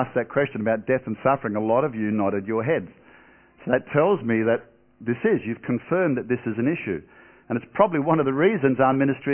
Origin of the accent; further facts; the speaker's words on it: Perth, Western Australia, Australia; moved away as an adult; also born or lived in Brisbane, Australia; now in United States; we came from Perth, Western Australia originally